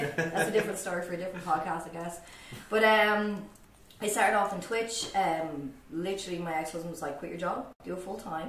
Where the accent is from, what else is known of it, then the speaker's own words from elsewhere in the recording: Dublin, Leinster, Ireland; accent: Dublin; I'm from Dublin, if the accent doesn't give it away